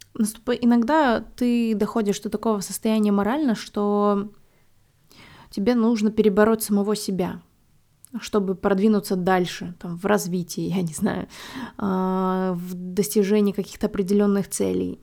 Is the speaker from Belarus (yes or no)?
yes; Belarus; moved away as an adult; now in Warsaw, Poland; я там выросла, родилась, и это мой дом